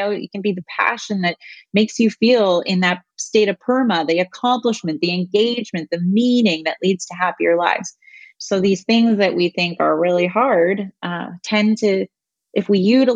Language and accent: English; Canada; moved away as an adult; also born or lived in London, Ontario; now in United States; I'm Canadian